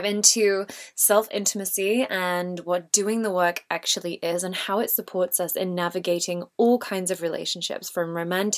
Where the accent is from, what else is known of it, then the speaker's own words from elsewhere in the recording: England, United Kingdom; I'm the English version of Kayleen.